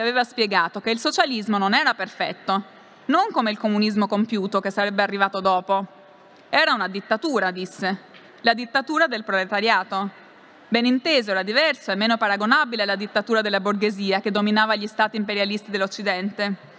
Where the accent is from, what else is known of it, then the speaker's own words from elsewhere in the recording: Albania; Italian is a second language; moved away as an adult; also born or lived in Rome; la provenienza da un paese come l'Albania